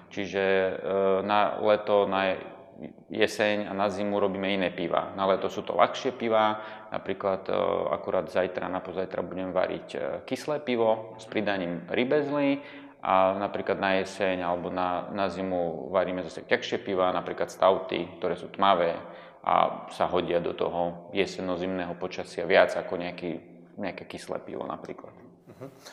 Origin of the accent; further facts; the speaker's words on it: Lučenec, Banská Bystrica Region, Slovakia; now in Banská Bystrica, Slovakia; Ja pochádzam z Lučenca, starí rodičia pochádzali z Tomášoviec